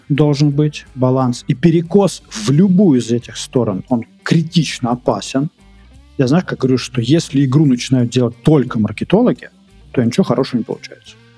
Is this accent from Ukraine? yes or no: no; Moscow Oblast, Russia; also born or lived in Minsk, Belarus; Я хоть из Подмосковья, Москва рядом